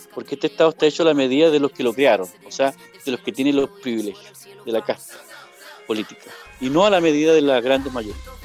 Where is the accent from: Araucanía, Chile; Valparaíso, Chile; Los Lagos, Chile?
Araucanía, Chile; Purén; yo soy de Purén, Purenche.